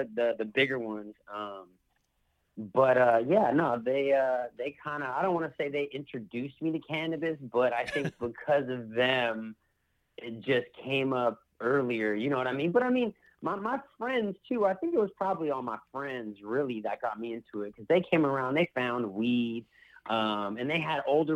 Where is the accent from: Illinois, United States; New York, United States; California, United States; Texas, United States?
California, United States; Petaluma; I grew up in Sonoma County, up in Petaluma